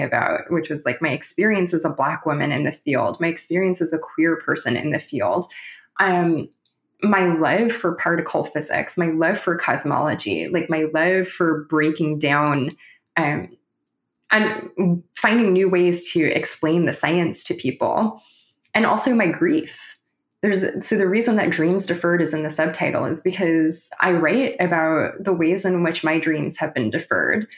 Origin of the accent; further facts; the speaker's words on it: Los Angeles, California, United States; moved away as an adult; also born or lived in Waterloo, Ontario, Canada; I'm originally from Los Angeles